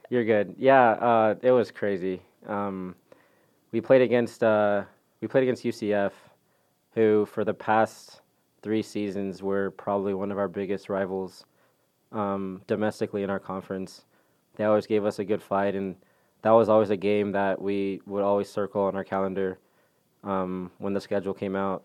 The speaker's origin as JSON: {"language": "English", "town": "McKinney", "region": "Texas", "country": "United States", "tie": "born or raised there", "also_born_or_lived": "Dallas, Texas / Zimbabwe", "said": "I did grow up in McKinney"}